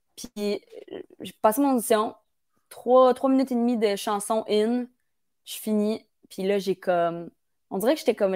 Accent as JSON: {"language": "French", "town": "Bromont", "region": "Quebec", "country": "Canada", "moved": "yes", "lives_now": "Montreal, Canada", "said": "moi je viens de Bromont"}